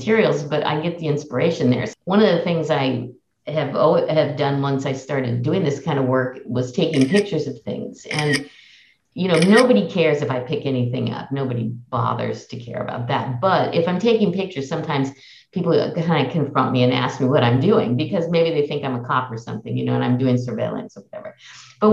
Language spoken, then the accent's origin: English; Oakland, California, United States; also born or lived in Berkeley; I'm born and raised in Oakland and have lived in Oakland and Berkeley all my life